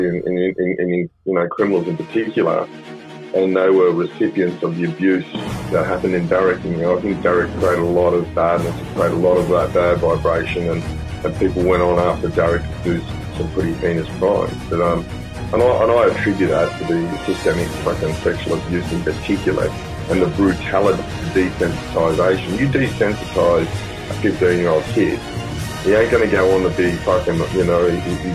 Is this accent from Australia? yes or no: yes; Sydney, New South Wales, Australia; we're from Mount Druitt